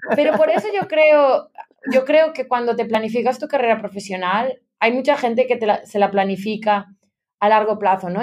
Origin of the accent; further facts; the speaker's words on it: Ponteceso, Galicia, Spain; moved away as an adult; also born or lived in Barcelona, Spain; now in London, United Kingdom; yo soy originariamente de la provincia de La Coruña, de Ponteceso, que es un pueblo ah. pequeñito en la Costa da Morte